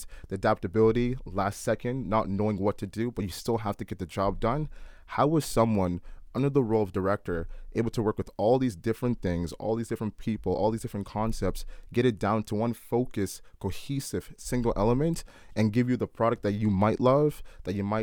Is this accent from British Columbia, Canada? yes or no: no; Oakville, Ontario, Canada; we're from Oakville